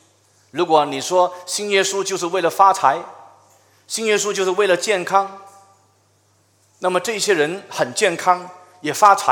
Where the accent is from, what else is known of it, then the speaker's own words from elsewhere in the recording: China; 这个有点像我们中国人常说的，就是一人做事一人当，有点类似。